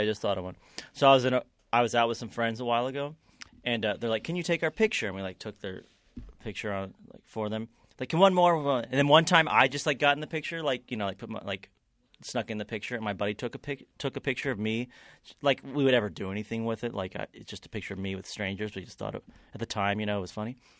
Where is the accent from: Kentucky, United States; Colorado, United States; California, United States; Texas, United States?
Kentucky, United States; growing up in Kentucky